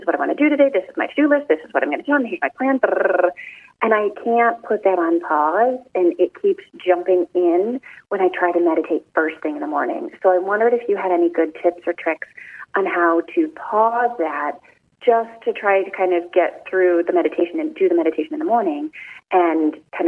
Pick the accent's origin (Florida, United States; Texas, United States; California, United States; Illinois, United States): Illinois, United States; Chicago; I'm from Chicago.